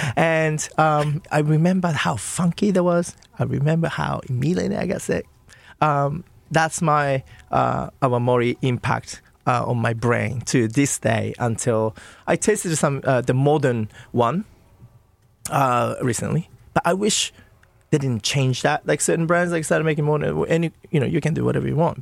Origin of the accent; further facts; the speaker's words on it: Nagano, Japan; moved away; I'm from Nagano